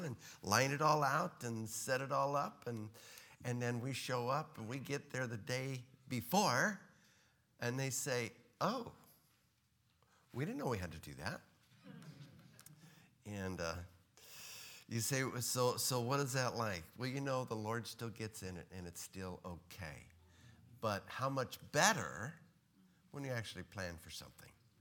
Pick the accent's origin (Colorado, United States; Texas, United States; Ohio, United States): Texas, United States